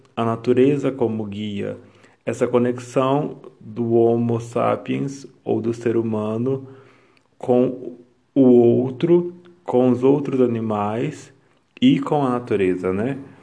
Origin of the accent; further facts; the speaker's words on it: Brazil; nós, enquanto brasileiros